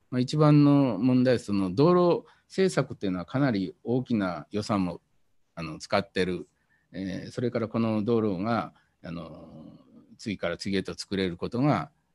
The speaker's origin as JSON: {"language": "Japanese", "country": "Japan", "tie": "born or raised there", "said": "田舎で育ったんでそれからあの漁村で、えー、育ったんで"}